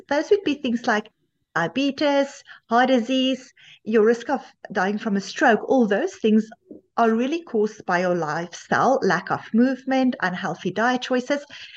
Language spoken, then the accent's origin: English; South Africa; moved away as an adult; now in Canada; I initially also studied medicine in South Africa